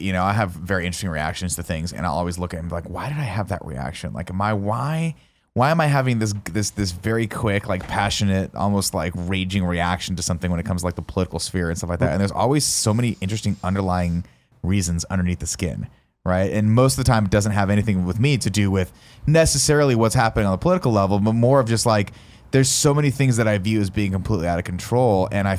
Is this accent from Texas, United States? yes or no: no; San Francisco, California, United States; Your perspective is something different than it is living and growing up in San Francisco. It's just going to inherently be different. And that was me